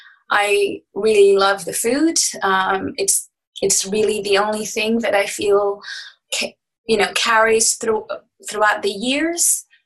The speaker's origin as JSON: {"language": "English", "country": "Saudi Arabia", "tie": "born or raised there", "said": "Growing up in Saudi in an international school where everybody comes from everywhere, you live in housing compounds."}